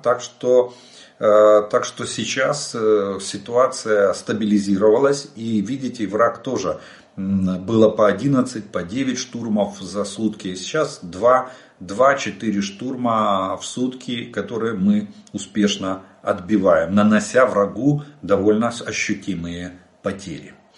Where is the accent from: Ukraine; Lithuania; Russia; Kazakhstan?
Ukraine; мы из Украины